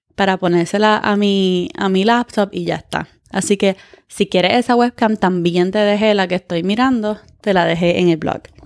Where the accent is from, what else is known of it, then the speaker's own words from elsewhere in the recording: California, United States; yo soy de California